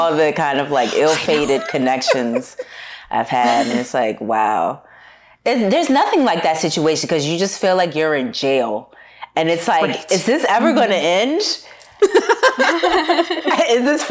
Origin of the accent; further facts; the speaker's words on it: Washington, District of Columbia, United States; moved away as an adult; also born or lived in Harlem, New York / Los Angeles; now in New York, United States; originally I'm from Washington, D.C., moved to New York for the first time 10 years ago.